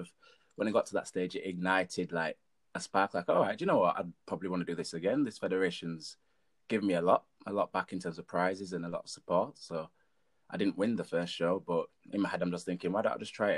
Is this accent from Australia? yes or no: no; Leeds, Yorkshire and the Humber, United Kingdom; I'm from Leeds as a PT